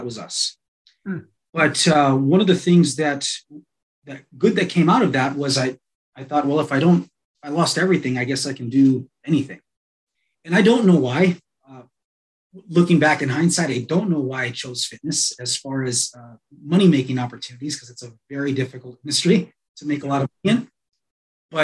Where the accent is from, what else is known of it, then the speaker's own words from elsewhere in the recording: Los Angeles, California, United States; moved away as an adult; also born or lived in Colorado Springs, Colorado; now in Colorado, United States; originally I'm from Los Angeles. So I came out here to Colorado